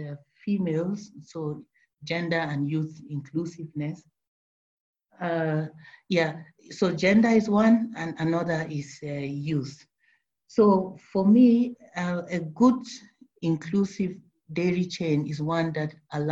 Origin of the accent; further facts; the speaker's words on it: Cameroon; now in Netherlands; from Cameroon originally